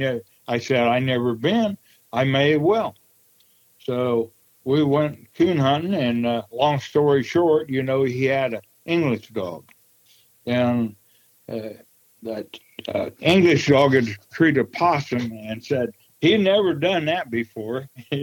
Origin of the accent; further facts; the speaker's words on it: Wabash, Indiana, United States; also born or lived in Prue, Indiana / western Iowa; Yes, I was raised in Wabash, Indiana. Actually, I was born in Prue, Indiana, and 14 years ago, we moved to western Iowa